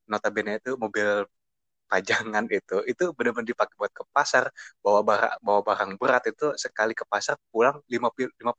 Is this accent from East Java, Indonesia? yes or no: no; Bogor, West Java, Indonesia; Perkenalkan … gue dari Bogor.